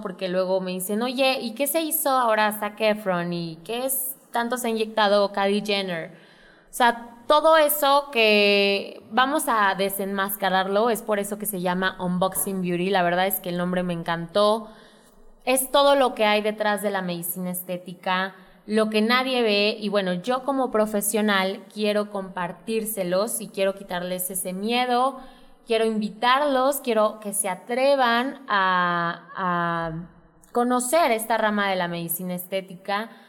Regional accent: Santiago de Querétaro, Querétaro, Mexico; yo soy queretana, 100%, yo nací aquí en Querétaro, me encanta la ciudad

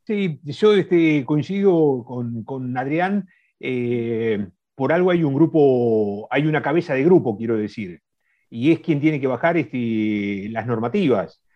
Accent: Argentina; nosotros como argentinos

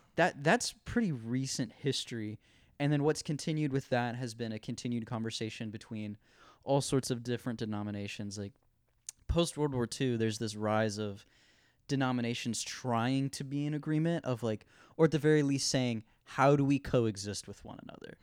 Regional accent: Ohio, United States; moved away as an adult; in Ohio, it's a, it's, you know, it's a swing state. I, like, you know, there's tons of liberal people, there's tons of conservative people. I grew up in the Christian home school bubble

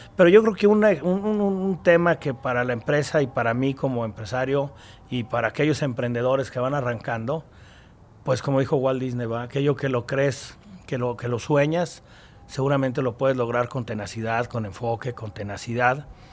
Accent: Aguascalientes, Mexico; Yo soy de Aguascalientes, la empresa es de Aguascalientes

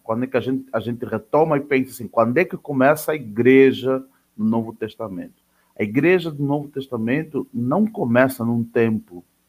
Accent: Angola; now in Santa Catarina, Brazil; eu sou angolano

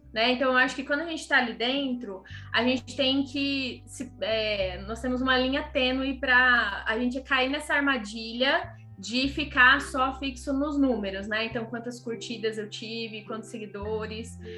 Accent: Ribeirão Preto, São Paulo, Brazil; moved away as an adult; also born or lived in Mato Grosso / Florianópolis; Ribeirão, que é a minha casa, né, minha cidade natal

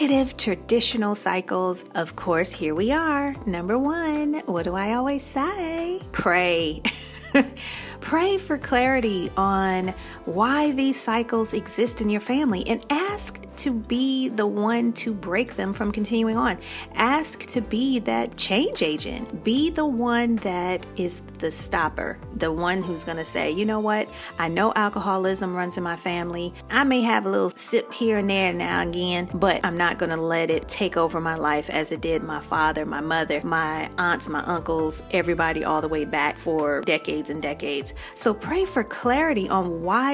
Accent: Chicago, Illinois, United States; I'm from Chicago.

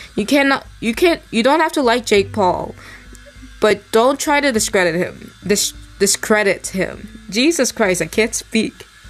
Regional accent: New York, United States; I'm a New Yorker

